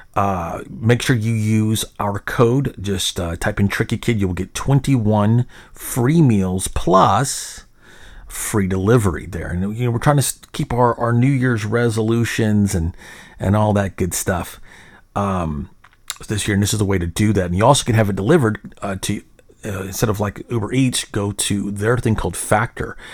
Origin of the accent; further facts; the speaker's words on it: Little Rock, Arkansas, United States; now in Frisco, United States; I grew up in Little Rock uh, where we didn't have an MLB team.